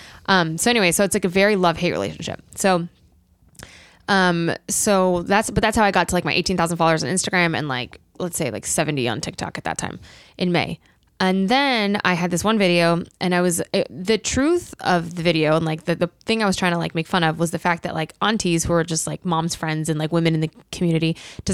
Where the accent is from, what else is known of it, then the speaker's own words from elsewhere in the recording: Colorado, United States; moved away; I was at my parents' place in Colorado